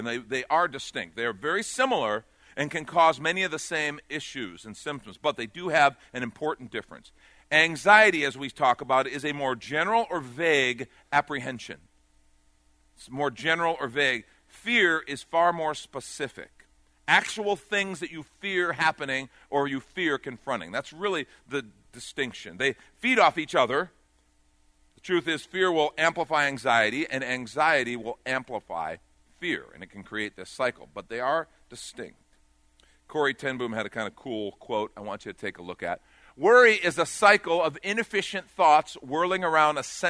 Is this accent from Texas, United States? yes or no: no; outside of Chicago, Illinois, United States; I grew up on a farm training horses. We had pickup trucks. Our seats were in the back. I mean, seriously, and I grew up outside of Chicago